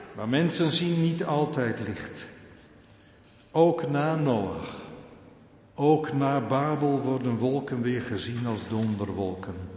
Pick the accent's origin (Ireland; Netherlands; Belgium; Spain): Netherlands; Urk, Flevoland; Ik kom geboren en getogen van Urk